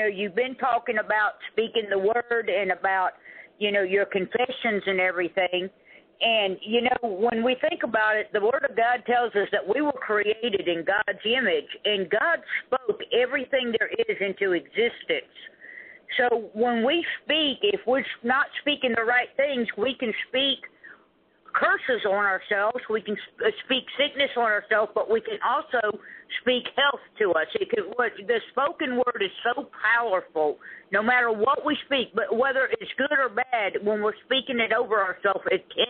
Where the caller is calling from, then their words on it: Zephyrhills, Florida, United States; I'm calling from Zephyr Hills, Florida.